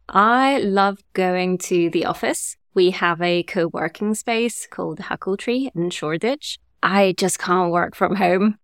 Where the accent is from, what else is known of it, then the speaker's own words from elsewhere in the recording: Germany; also born or lived in Italy / France; now in London, United Kingdom; I grew up in Germany, and then my parents moved to France, and I moved to London